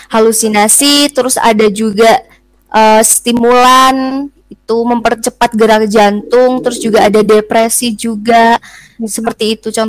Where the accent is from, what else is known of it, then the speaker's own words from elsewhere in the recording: Malang, East Java, Indonesia; Cuman aku lebih taunya tuh dari itu sih dari berita-berita yang memang ada di kota aku gitu. Apalagi di kota Malang.